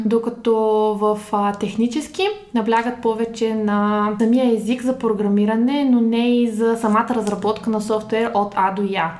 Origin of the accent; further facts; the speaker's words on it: Dobrich, Dobrich Province, Bulgaria; moved away as an adult; now in Sofia, Bulgaria; Родом съм от Добрич, на вече 9 години живея в София.